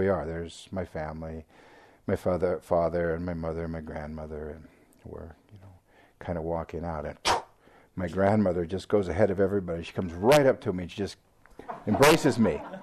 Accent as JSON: {"language": "English", "town": "Seattle", "region": "Washington", "country": "United States", "tie": "born or raised there", "also_born_or_lived": "Thailand / England", "accent": "American", "moved": "as an adult", "said": "where I grew up in Seattle."}